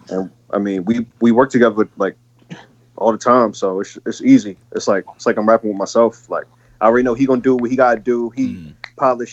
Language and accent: English; Buffalo, New York, United States; I'm from Buffalo